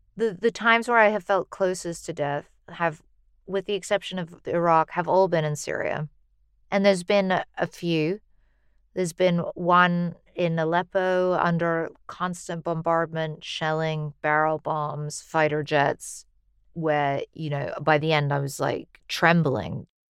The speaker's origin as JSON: {"language": "English", "country": "United States", "said": "as an American"}